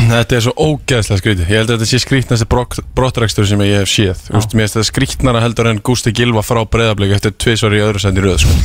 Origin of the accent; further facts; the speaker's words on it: Iceland; ég er frá Íslandi